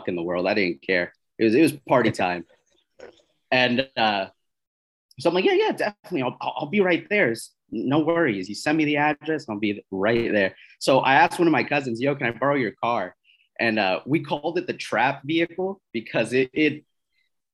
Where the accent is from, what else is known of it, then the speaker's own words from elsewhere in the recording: East Coast, United States; moved away as an adult; now in Southern California, United States; I'm originally from the East Coast.